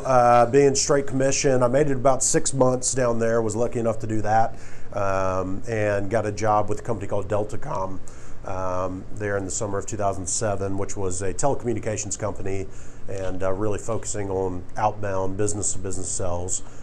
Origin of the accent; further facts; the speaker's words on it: South Carolina, United States; moved away as an adult; also born or lived in Newberry, South Carolina / Florence, South Carolina; now in Atlanta, United States; I'm originally from South Carolina